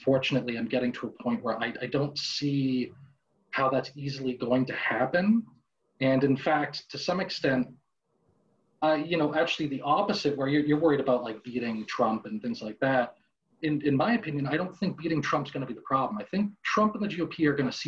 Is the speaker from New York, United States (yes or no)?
no; Boston, Massachusetts, United States; I was born and raised in Boston, Massachusetts